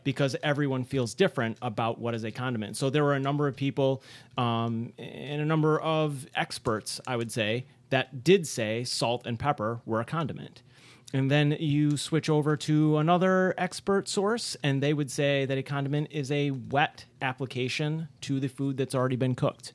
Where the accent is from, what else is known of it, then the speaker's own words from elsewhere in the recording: Rochester, New York, United States; I'm the only one at this table who's from, uh, Rochester originally